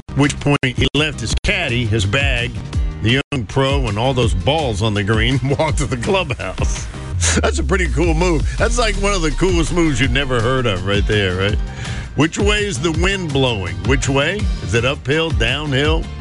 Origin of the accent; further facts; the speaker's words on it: North Carolina, United States; I'm growing up in North Carolina, it was in the 60s